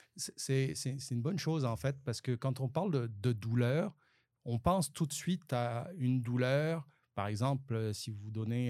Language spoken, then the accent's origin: French; France; accent: French; moved away as an adult; now in Sherbrooke, Canada; j'ai encore un accent français